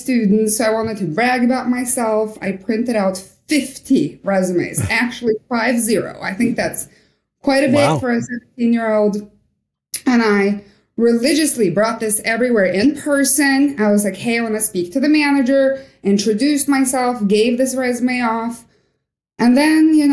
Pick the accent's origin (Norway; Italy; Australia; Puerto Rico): Norway; moved away as an adult; also born or lived in Kalix, Sweden; now in Alaska, United States; growing up in Norway was fantastic